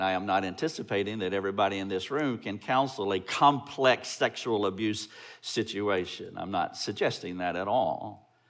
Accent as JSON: {"language": "English", "town": "Greenville", "region": "South Carolina", "country": "United States", "said": "We're from Greenville, South Carolina"}